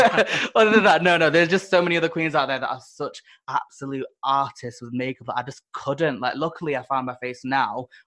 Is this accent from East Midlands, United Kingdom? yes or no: no; Manchester, North West England, United Kingdom; I'm from Manchester, so I actually started in Manchester